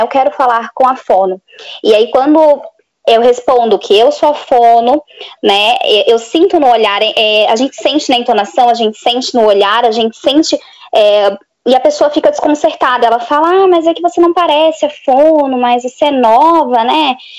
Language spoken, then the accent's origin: Portuguese; Florianópolis, Santa Catarina, Brazil; eu sou de Florianópolis, Santa Catarina.